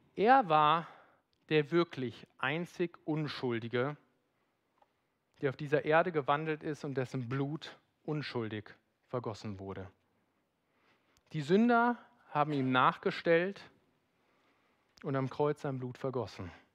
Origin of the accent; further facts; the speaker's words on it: Rhineland, Germany; bin Rheinländer